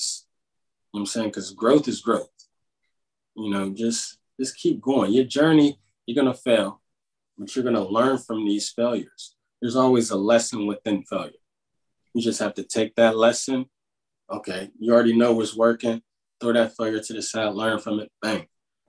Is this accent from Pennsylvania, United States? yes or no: yes; Pittsburgh, Pennsylvania, United States; accent: Pittsburgh